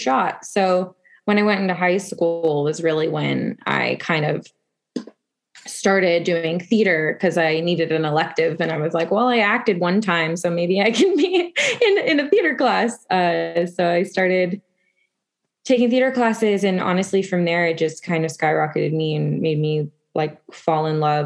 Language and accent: English; Las Vegas, Nevada, United States; I got it in my hometown